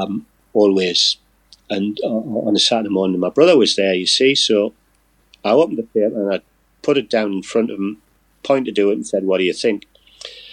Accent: Newcastle upon Tyne, North East England, United Kingdom; I'm a Geordie.

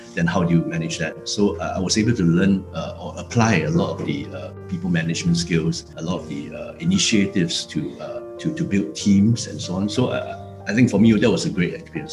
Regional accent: Singapore; moved away as an adult; also born or lived in Chongqing, China; now in Shanghai, China; I, used to think that I'm a Singaporean, so I'm Chinese

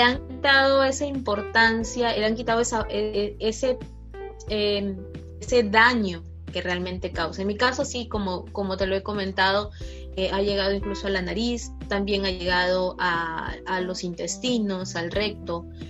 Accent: Lambayeque, Peru; me transfirieron nuevamente a mi ciudad de origen, que es Lambayeque

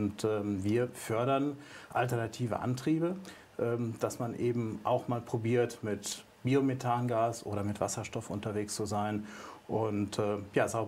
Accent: North Rhine-Westphalia, Germany; Als Münsterländer gerne das Fahrrad.

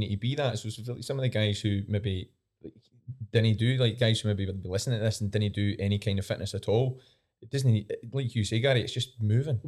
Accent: East Coast, Scotland, United Kingdom; I'm from the East Coast

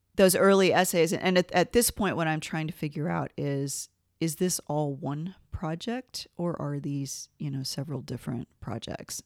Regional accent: Gainesville, Georgia, United States; I grew up in Gainesville, Georgia, which is a little town about an hour northeast of Atlanta

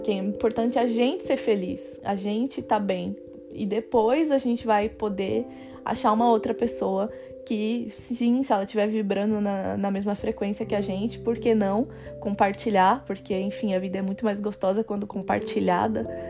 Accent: Brazil; moved away as an adult; now in France; eu posso voltar para o Brasil

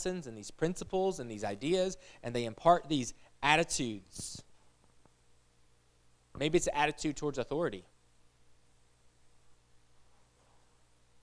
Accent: United States; I'm American

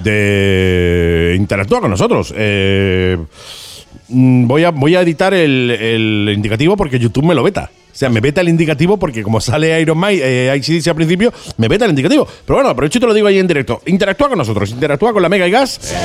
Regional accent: Andalusia, Spain; Somos andaluces

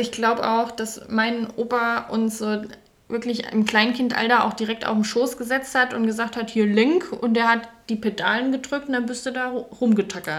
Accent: a village in Hesse, Germany; also born or lived in Frankfurt; ich bin in Frankfurt geboren und äh, wir sind auch tatsächlich nur aufs Dorf gezogen

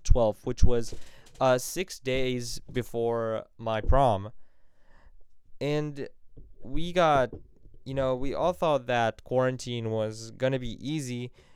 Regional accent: Vienna, Virginia, United States; moved away as an adult; also born or lived in Cairo, Egypt; now in Egypt; from Cairo, Egypt, but grew up in Vienna, Virginia

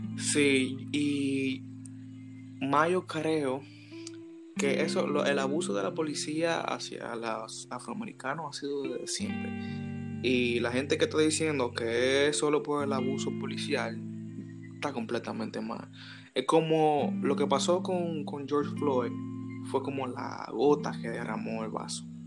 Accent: Dominican Republic; nosotros deberíamos hacer como dominicanos

